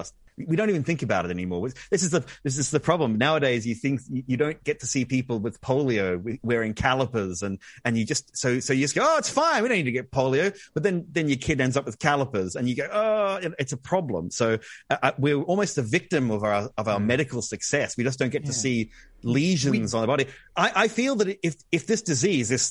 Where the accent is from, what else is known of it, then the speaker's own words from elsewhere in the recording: Australia; accent: Australian; it's my terrible Australian accent